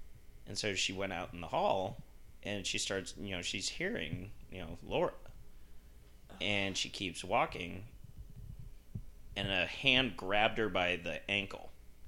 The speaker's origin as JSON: {"language": "English", "region": "Utah", "country": "United States", "tie": "born or raised there", "said": "And I grew up with him in Utah"}